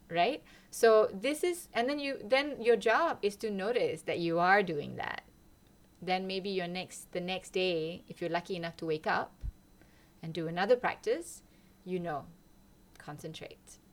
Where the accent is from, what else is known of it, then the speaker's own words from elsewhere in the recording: Malaysia; moved away as an adult; now in Lund, Sweden; I am from Malaysia. I came here 20 years ago, exactly.